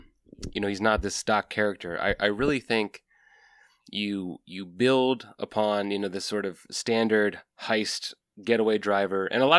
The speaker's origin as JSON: {"language": "English", "town": "Fredericksburg", "region": "Virginia", "country": "United States", "tie": "born or raised there", "said": "I'm also from Virginia. I grew up in Fredericksburg."}